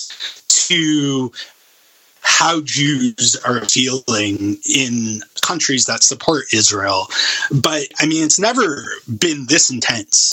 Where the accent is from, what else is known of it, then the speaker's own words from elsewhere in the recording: Canada; my lived experience as a Canadian Jew